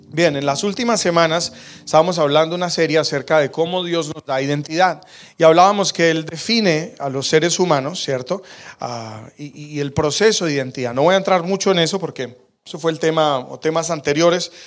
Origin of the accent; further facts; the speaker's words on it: Colombia; now in Calgary, Canada; yo soy colombiano